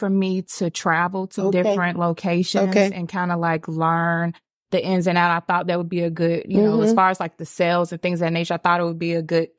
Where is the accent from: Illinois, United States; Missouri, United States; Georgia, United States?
Georgia, United States; Atlanta; I am right here from Atlanta